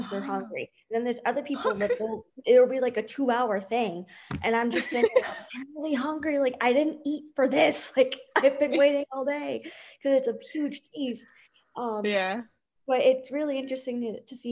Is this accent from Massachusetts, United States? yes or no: no; New Rochelle, New York, United States; now in Boca Raton, United States; I grew up in New York, and the area that I grew up in was predominantly Jewish area